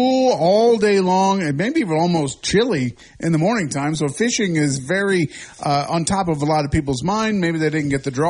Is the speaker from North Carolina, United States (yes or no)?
no; Illinois, United States; moved away; also born or lived in California; I grew up in Illinois and lived in California